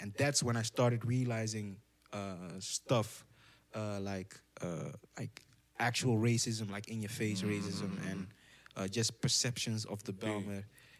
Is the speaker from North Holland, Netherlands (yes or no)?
yes; Amsterdam, North Holland, Netherlands; English is a second language; I grew up in Southeast Balmer, kind of rough